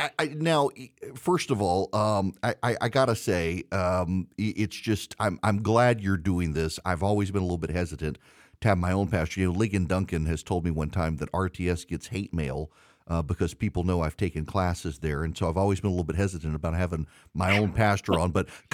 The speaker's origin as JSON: {"language": "English", "region": "Dubai", "country": "United Arab Emirates", "tie": "born or raised there", "also_born_or_lived": "Louisiana", "lives_now": "United States", "said": "I used to, growing up in Dubai and then coming back to the States and trying to do Christmas there versus Christmas in Louisiana, where we actually had family around."}